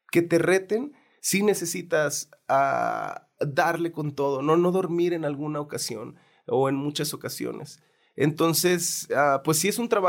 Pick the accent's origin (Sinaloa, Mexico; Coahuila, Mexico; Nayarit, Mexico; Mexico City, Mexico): Nayarit, Mexico; Santiago Ixcuintla; Yo, yo nací en Santiago Escuintla, Nayarit